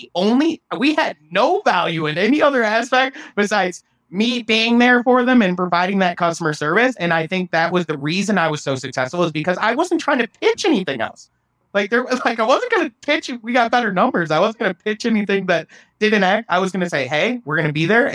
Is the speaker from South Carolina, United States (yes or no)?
no; small town Iowa, United States; moved away as an adult; now in Austin, United States; it was very hard to make that leap out of my hometown